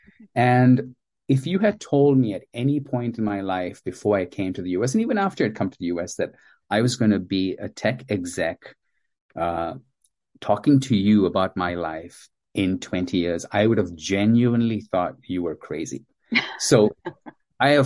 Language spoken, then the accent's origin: English; Zimbabwe; also born or lived in India; I was born in India to Indian parents, and as a toddler, my parents moved to sub-Saharan Africa to a recently independent at the time, a former British colony of Zimbabwe